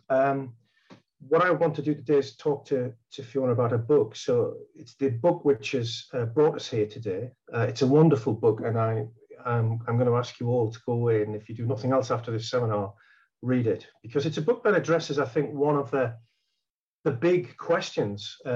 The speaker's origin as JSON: {"language": "English", "region": "North East England", "country": "United Kingdom", "tie": "born or raised there", "said": "The first part is about uh, growing up in County Durham in, in the north of England. Um, uh, that's a background that she and I share."}